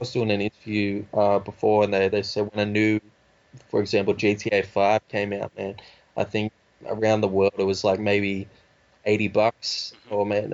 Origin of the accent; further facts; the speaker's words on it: Sydney, New South Wales, Australia; accent: Australian; I'm from like, where Sydney is like on the outskirts